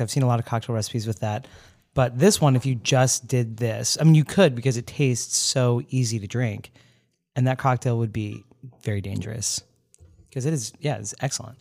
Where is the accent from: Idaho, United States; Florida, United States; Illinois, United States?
Florida, United States; Orlando; I'm from Orlando